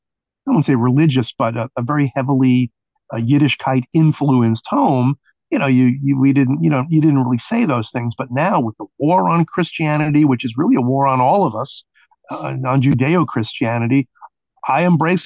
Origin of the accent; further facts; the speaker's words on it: New York City, New York, United States; growing up in Brooklyn